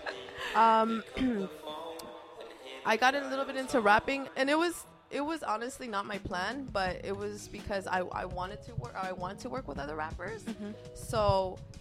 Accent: Los Angeles, California, United States; first language Spanish; English is a second language; from Los Angeles representing Costa Rica.

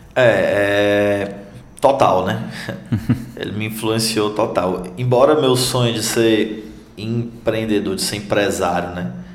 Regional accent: Tabuleiro do Norte, Ceará, Brazil; also born or lived in United States; now in Fortaleza, Brazil; eu sou de Tabuleiro do Norte

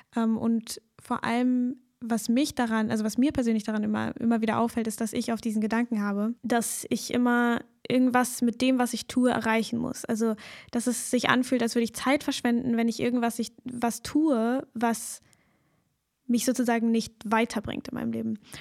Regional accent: Germany; als Deutsche oder Menschen, die in Deutschland aufgewachsen sind, hier in der deutschen Kultur

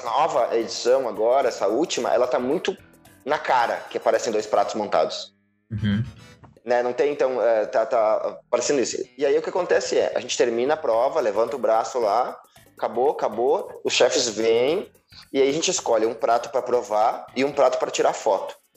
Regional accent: Rio Grande do Sul, Brazil; sou gaúcho

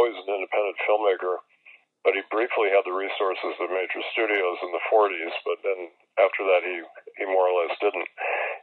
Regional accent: Milwaukee, Wisconsin, United States; Spencer Tracy, who came from my hometown and went to my high school.

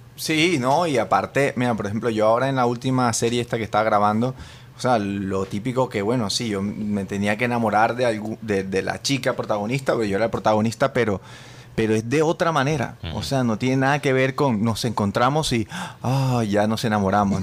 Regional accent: Colombia; also born or lived in New York; now in Spain

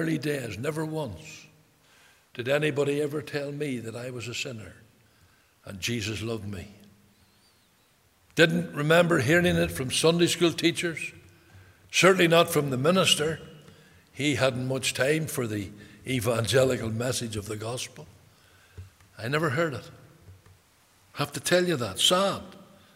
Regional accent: Belfast, Northern Ireland, United Kingdom; I was brought up, born in a place called Taggers Bay in Belfast

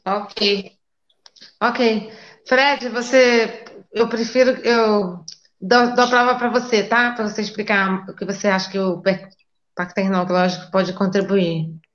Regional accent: Rio de Janeiro, Brazil; moved away as an adult; eu também não sou daqui, sou do Rio de Janeiro

